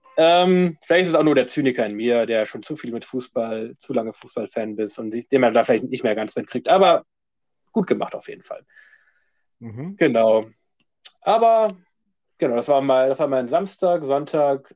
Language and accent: German; Wolfenbüttel, Lower Saxony, Germany; bei uns in Wolfenbütteler Schwimmbad